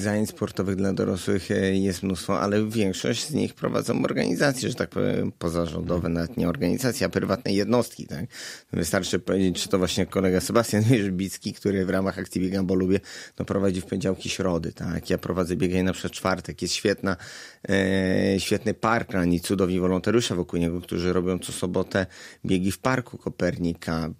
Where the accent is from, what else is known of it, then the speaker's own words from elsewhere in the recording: Gorzów Wielkopolski, Lubusz Voivodeship, Poland; also born or lived in England; jestem gorzowianinem, mhm. urodziłem się w Gorzowie, ukończyłem tutaj drugielo. E, wróciłem tutaj po studiach